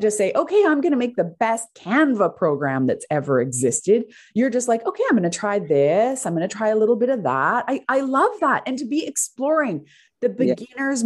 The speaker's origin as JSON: {"language": "English", "country": "Canada", "said": "i'm Canadian"}